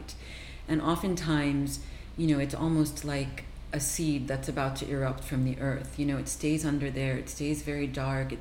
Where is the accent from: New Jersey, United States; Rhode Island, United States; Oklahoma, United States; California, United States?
New Jersey, United States; I grew up in New Jersey